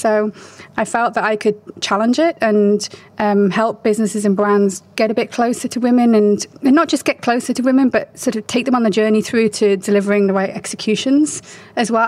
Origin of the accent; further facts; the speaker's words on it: United Kingdom; moved away as an adult; also born or lived in China; I'm British. I was raised in the UK